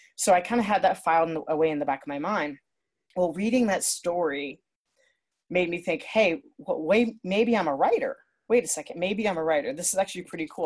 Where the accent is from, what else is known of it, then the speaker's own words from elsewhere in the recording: Akron, Ohio, United States; also born or lived in Nashville; now in Ohio, United States; I'm from Ohio, Northeast Ohio, near Akron, and that's where my family is